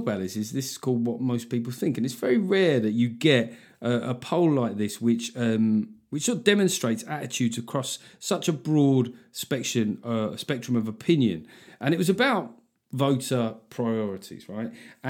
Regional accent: Liverpool, North West England, United Kingdom; Being a Scouser, it's like being a brand, isn't it? There's lots of stuff you have to do. You got there's certain papers you're not allowed to buy. It's a way of being a Scouser, isn't it?

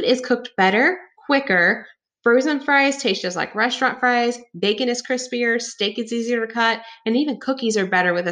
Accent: the South, United States; I was raised in the South

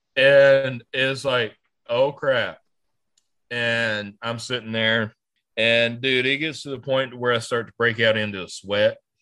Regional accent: North Carolina, United States; I'm from North Carolina

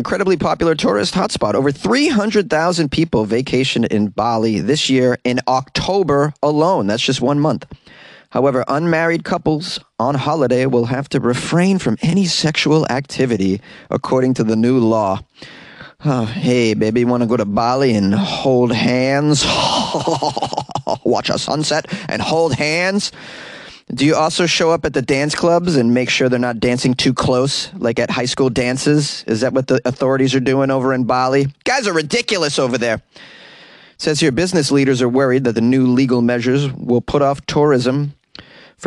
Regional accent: Boston, Massachusetts, United States; accent: Boston; my Boston accent slipped out

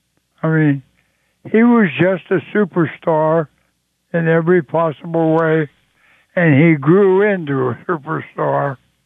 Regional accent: Swissvale, Pennsylvania, United States; I spent so much time as a youngster growing up on the playgrounds in Swissville, my hometown.

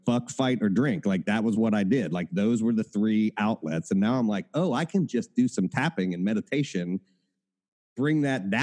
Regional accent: Appalachia, United States; I come from Appalachia.

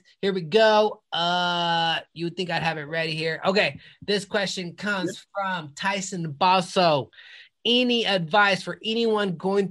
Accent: Colorado, United States; I moved here 10 years ago, but I'm born in Colorado my whole life.

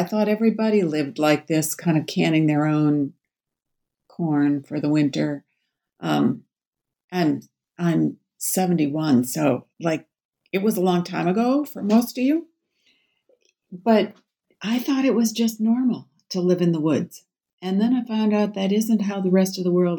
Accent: Babbitt, Minnesota, United States; also born or lived in Bemidji, Minnesota / Twin Cities, Minnesota; grew up in northeastern Minnesota

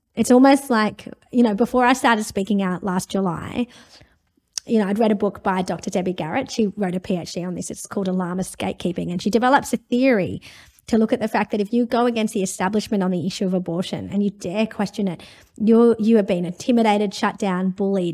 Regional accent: India; now in Australia; I'm from India originally

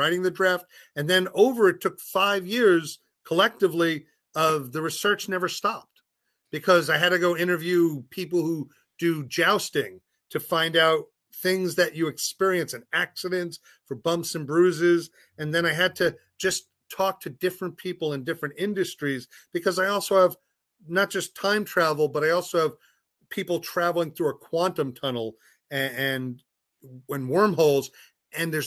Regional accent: New York, United States; moved away; I'm a New Yorker

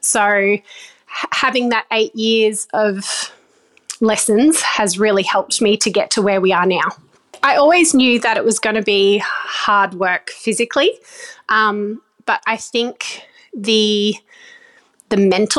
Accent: Cairns, Queensland, Australia; Well, I grew up in Cairns for quite a few of my younger years

